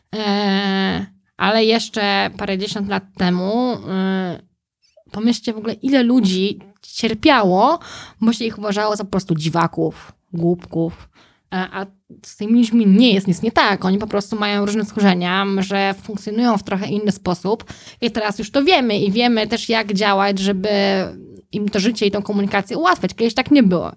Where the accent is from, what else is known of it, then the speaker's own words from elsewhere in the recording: Józefów, Masovian Voivodeship, Poland; jako dziecko mieszkałam w Józefowie pod Warszawą